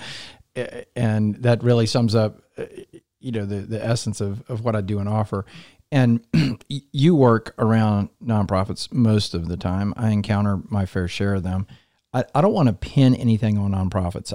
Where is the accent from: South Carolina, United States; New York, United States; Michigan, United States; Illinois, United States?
South Carolina, United States; Columbia; also born or lived in Atlanta, Georgia; I grew up here in Columbia.